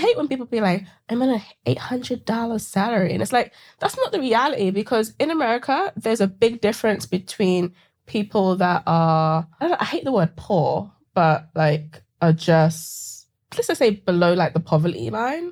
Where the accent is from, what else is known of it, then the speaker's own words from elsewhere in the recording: London, United Kingdom; accent: British; moved away as an adult; also born or lived in Seattle; now in United States; growing up in Sa-, South London